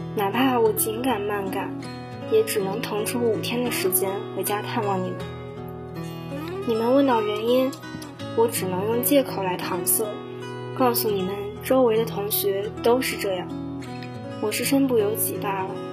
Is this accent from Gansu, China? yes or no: yes; Jinchang, Gansu, China; moved away as an adult; now in Nanjing, China; 来自甘肃金昌